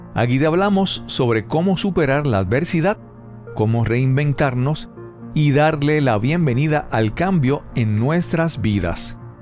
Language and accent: Spanish; Puerto Rico; soy puertorriqueño nacido en Puerto Rico